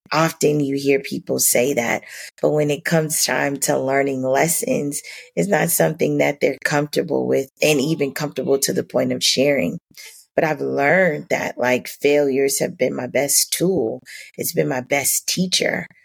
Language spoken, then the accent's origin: English; Miami, Florida, United States; growing up in Miami